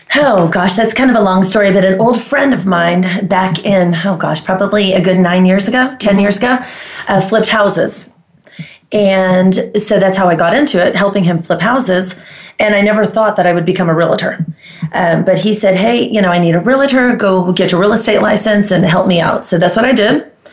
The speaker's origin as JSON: {"language": "English", "town": "Heraklion", "region": "Crete", "country": "Greece", "tie": "born or raised there", "also_born_or_lived": "Las Colinas, Texas / Keller, Texas", "moved": "yes", "lives_now": "Dallas/Fort Worth, United States", "said": "I am from Greece, originally from Crete. My hometown is Iraklion"}